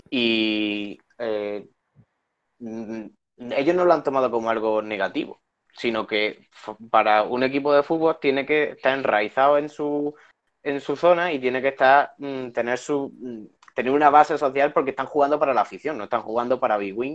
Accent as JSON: {"language": "Spanish", "area": "a town in Málaga", "region": "Andalusia", "country": "Spain", "said": "mi pueblo, yo soy de un pueblo de Málaga, que es, mm, relativamente pequeño."}